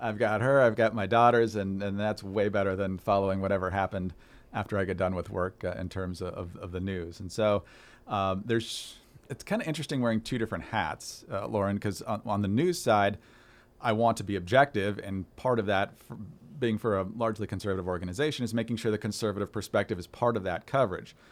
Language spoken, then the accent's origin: English; Upper Peninsula of Michigan, United States; when I was growing up in the Upper Peninsula of Michigan